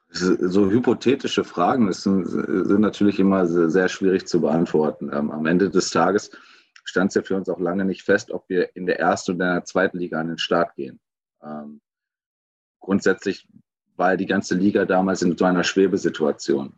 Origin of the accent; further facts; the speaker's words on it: Gelsenkirchen, North Rhine-Westphalia, Germany; ich komme aus Gelsenkirchen